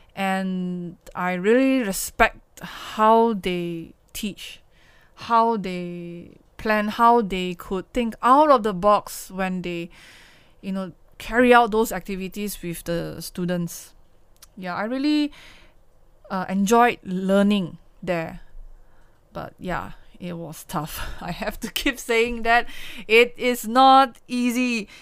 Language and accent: English; Kuala Lumpur, Malaysia; I have to come back to K L, come back to my hometown, and stayed in the Klang Valley